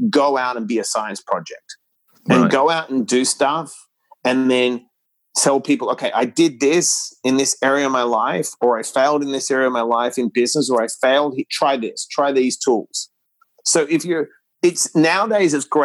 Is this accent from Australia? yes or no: yes; Australia; moved away; We grew up in Australia